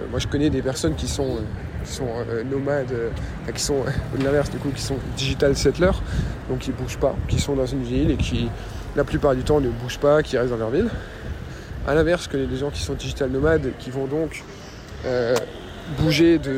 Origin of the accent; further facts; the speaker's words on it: Metz, Grand Est, France; Et je vais souvent à Metz et en Moselle, parce que c'est là d'où je viens, c'est là que j'ai ma famille, c'est là que j'ai des amis d'enfance.